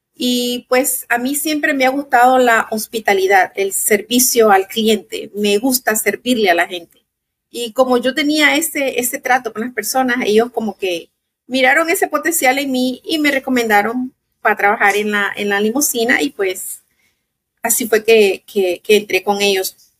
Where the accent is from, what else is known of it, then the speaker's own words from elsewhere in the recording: Nicaragua; also born or lived in Maryland / Chicago; now in Florida, United States; soy de Nicaragua, tengo casi 35 años viviendo en Estados Unidos